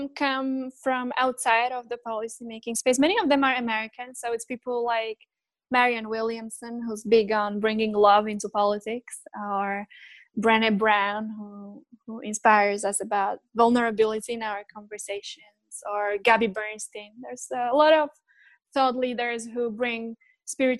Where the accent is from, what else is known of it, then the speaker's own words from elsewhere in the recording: Slovakia; I was born in, or I grew up in that post-communist Central Europe when, so I was born in Czechoslovakia